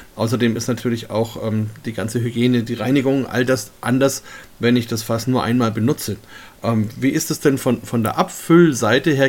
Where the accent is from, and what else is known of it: Germany